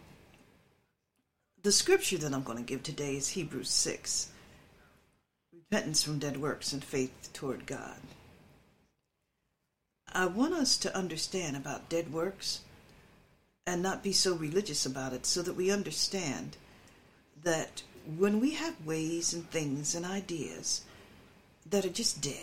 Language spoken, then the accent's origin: English; Philadelphia, Pennsylvania, United States; also born or lived in Willow Grove, Pennsylvania; when I moved with my mother from Willow Grove with my uncle, my aunt and uncle, with my mother when she bought a house on 18th Street in Philadelphia